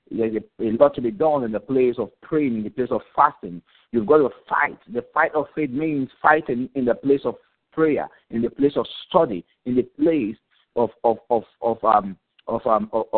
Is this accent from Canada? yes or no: no; Nigeria; moved away as an adult; now in Port Elizabeth, South Africa; I'm originally from Nigeria, but I've been here in South Africa for a while now, for about 8 years now